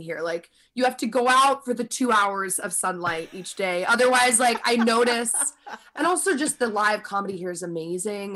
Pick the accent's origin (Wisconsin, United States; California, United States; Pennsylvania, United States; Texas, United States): Pennsylvania, United States; suburbs of Philadelphia; moved away as an adult; now in New York City, United States; I had just moved from New York to the suburbs of Philly